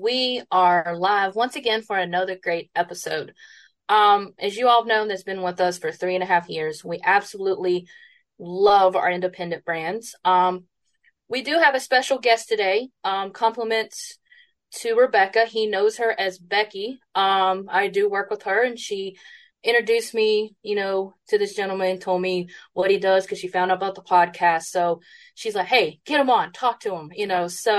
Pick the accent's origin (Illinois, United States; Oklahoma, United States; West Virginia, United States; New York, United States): West Virginia, United States; I'm from West Virginia